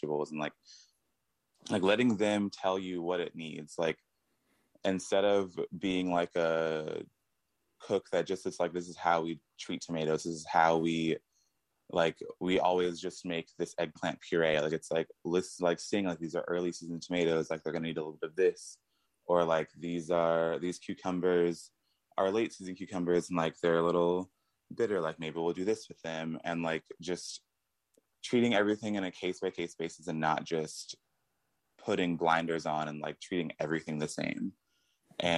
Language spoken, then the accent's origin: English; Houston, Texas, United States; also born or lived in Petaluma; now in California, United States; Originally, I'm from Houston